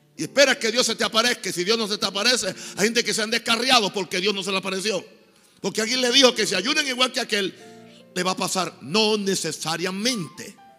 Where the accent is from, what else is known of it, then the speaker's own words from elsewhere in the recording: Puerto Rico; moved away; fui al pueblo donde yo nací